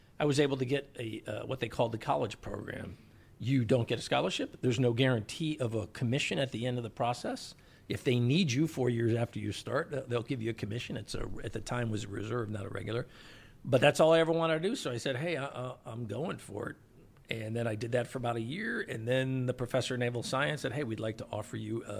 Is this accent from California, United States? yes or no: no; Chicago, Illinois, United States; I grew up in Chicago, long way from the ocean